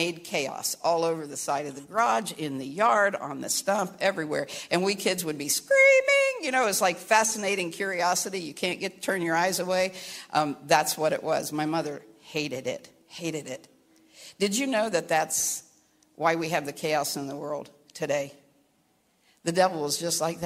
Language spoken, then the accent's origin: English; Caldwell, Ohio, United States; also born or lived in Kentucky; I was born in Kentucky, raised in southern Ohio